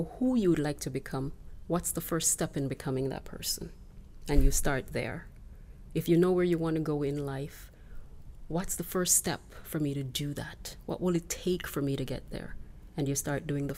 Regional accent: Jamaica; now in Canada; I was born and raised in Jamaica, and now I'm living in Canada

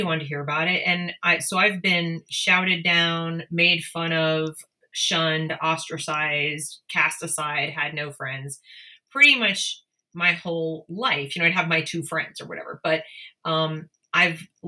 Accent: Northeast, United States; I grew up in the Northeast, everybody was left leaning

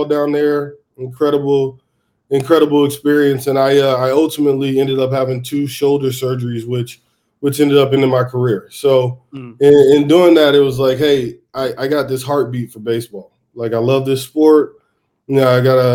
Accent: Atlanta, Georgia, United States; now in San Diego, United States; I'm originally from Atlanta, but out here on the left coast now

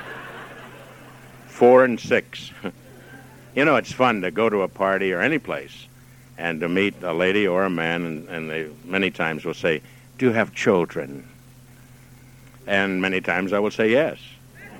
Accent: Dayton, Ohio, United States; I was born in Dayton

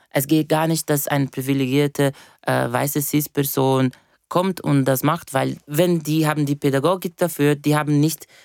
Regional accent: Brazil; ich bin eben Brasilianerin und wir haben eine eines eine sehr schöne Entity, äh, von wo ich komme, von der äh, Afro-Diasporic Religion

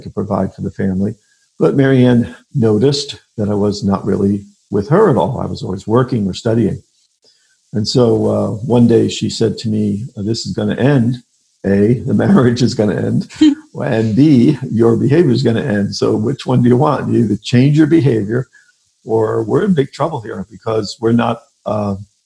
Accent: New York, United States; moved away as an adult; also born or lived in Pennsylvania / Columbus, Ohio; now in Omaha, United States; I'm originally from New York

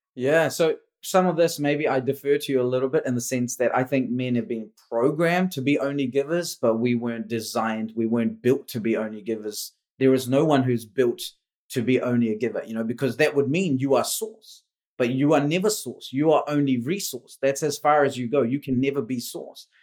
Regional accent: India; moved away; I was born in India.

